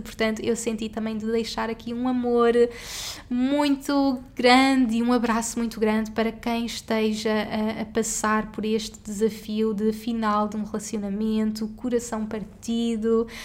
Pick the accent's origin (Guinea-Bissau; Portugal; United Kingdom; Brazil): Portugal; moved away as an adult; also born or lived in Singapore; eu saí de Portugal e fomos viver juntos para Singapura